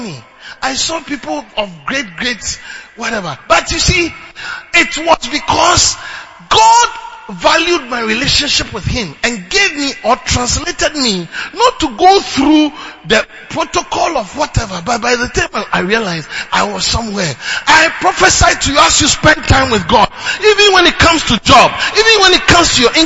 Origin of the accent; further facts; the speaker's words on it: Ghana; moved away as an adult; also born or lived in Uganda; as a Ghanaian